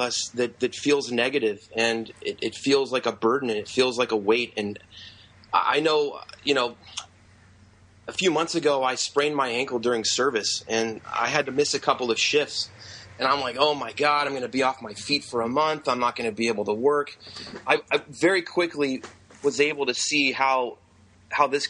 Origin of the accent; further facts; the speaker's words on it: Indiana, United States; also born or lived in Los Gatos, California / San Francisco, California; school year in Indiana